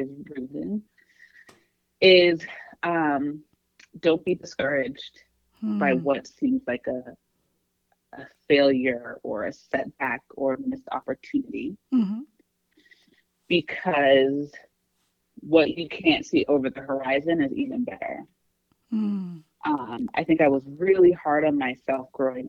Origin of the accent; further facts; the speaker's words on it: Atlanta, Georgia, United States; moved away; also born or lived in New York City; I grew up in Atlanta, lived in a few places, and we moved back here at the end of last year